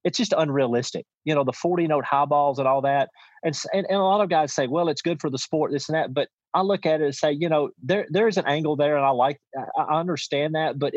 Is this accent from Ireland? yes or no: no; near Reelfoot Lake, Tennessee, United States; I grew up, you know, Real Foot Lake used to, and I'm 25 minutes from Real Foot Lake